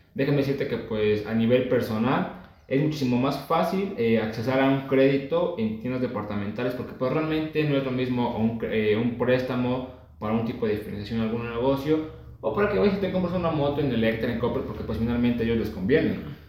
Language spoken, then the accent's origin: Spanish; Mexico; pues como mexicano